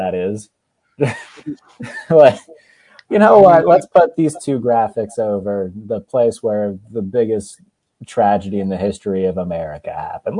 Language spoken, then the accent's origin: English; Pennsylvania, United States; We're both from Pennsylvania